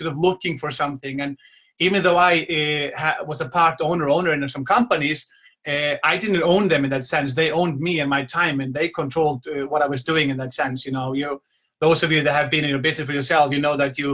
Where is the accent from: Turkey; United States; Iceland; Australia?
Iceland; moved away as an adult; also born or lived in south coast of England; now in England, United Kingdom; I'm from Iceland, but I'm now I'm living in the beautiful south coast of England